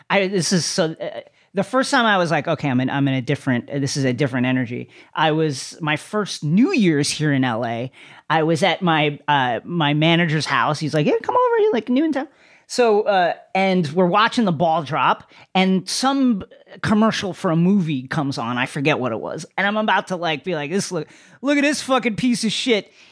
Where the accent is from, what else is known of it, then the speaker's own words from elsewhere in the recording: Philippines; like I I'm Filipino and so I didn't even have the, the the benefit of being like a famous Asian nationality.